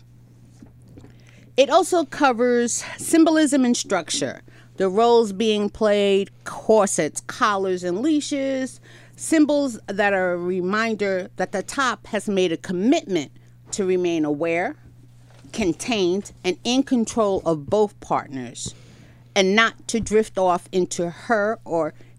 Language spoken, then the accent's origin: English; New York, United States; I'm a New Yorker